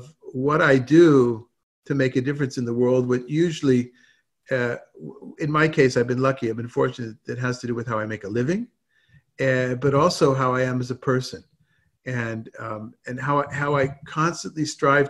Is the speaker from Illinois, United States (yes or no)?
no; Southern California, United States; moved away; also born or lived in Israel; growing up in Southern California